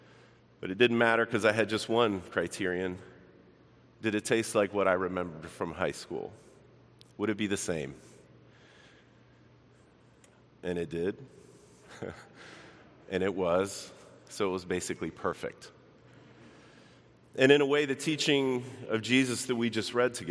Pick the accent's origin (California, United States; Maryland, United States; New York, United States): Maryland, United States; Baltimore; moved away as an adult; now in Chicago, United States; I grew up in Baltimore. I only lived there about 18 years or so of my life